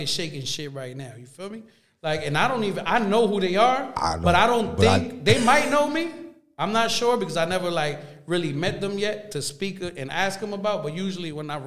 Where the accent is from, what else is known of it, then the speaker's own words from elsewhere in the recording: Orange, New Jersey, United States; I'm from Orange, New Jersey. I never really hung out in Roselle